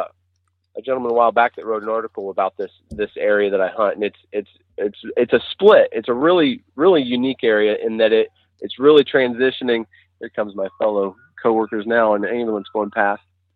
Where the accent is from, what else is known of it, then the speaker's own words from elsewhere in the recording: Central Ohio, United States; I'm from Central Ohio. I live not so far out of Columbus, toward the Hocking Hills region